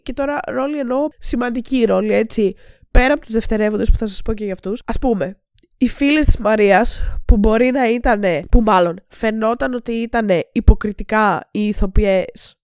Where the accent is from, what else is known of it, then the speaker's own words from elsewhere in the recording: Greece; σαν Έλληνες